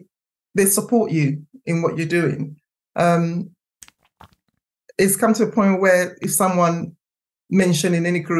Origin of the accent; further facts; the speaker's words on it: London, United Kingdom; moved away as an adult; also born or lived in Streatham, London / Didcot, Oxfordshire; now in Chinnor, United Kingdom; I grew up in West London, in Hammersmith